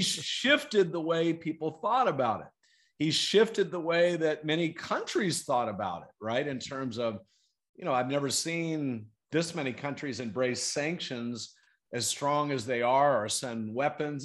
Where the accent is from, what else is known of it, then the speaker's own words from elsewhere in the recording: Fayetteville, North Carolina, United States; moved away as an adult; now in San Diego, United States; we ended up growing up there in, okay. in Fayetteville, North Carolina.